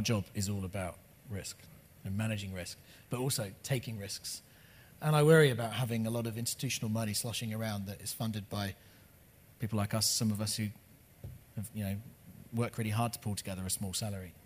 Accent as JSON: {"language": "English", "country": "United Kingdom", "also_born_or_lived": "Los Angeles, United States", "moved": "yes", "lives_now": "New Zealand", "said": "I, am not an American, I'm a British person. I lived in Los Angeles for 10 years."}